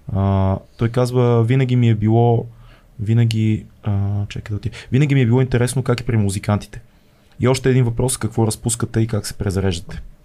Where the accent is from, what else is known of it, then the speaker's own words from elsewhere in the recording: Bulgaria; като българи